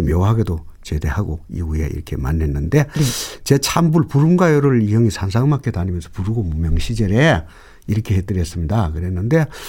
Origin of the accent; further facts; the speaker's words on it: North Gyeongsang, South Korea; 제가 이 경북 사람이기 때문에